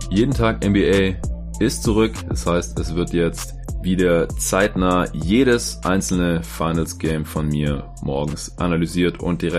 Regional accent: Stuttgart, Baden-Württemberg, Germany; now in Berlin, Germany; Ich war erst geschäftlich unterwegs in Stuttgart in meiner Heimatstadt, wo mein Arbeitgeber ist

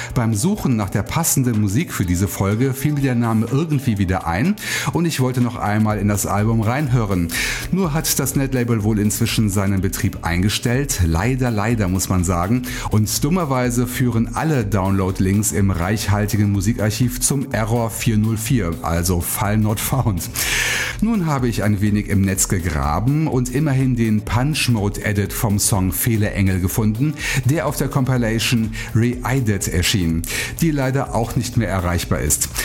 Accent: Bonn, North Rhine-Westphalia, Germany; als Bonner Urgestein

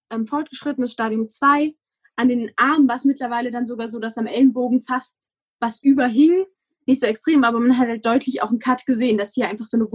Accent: Rhineland-Palatinate, Germany; ich komme aus dem Westerwald. Ich weiß nicht, ob das jemandem, der zuhört, was sagt ursprünglich. Also da wohnen meine Eltern. Es ist sehr bergig.

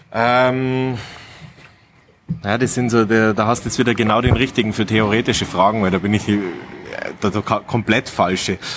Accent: Munich, Bavaria, Germany; moved away as an adult; now in Kufstein, Austria; ich bin ja gebürtiger Münchner und bin aber schon jetzt das siebte Jahr in Österreich

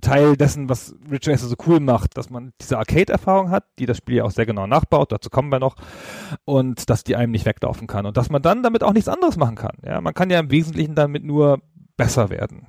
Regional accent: Holzminden, Lower Saxony, Germany; in meiner Heimatstadt in Holzminden, also jedenfalls die Stadt, in der ich Abi gemacht habe

